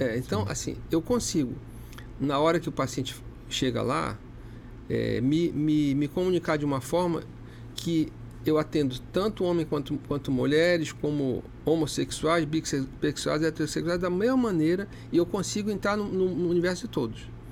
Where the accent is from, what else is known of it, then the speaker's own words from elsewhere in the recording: Amazonas, Brazil; sou amazonense